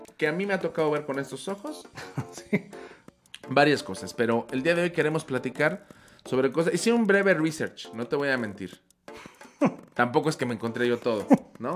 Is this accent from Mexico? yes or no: yes; Mexico City, Mexico; soy de Iztapalapa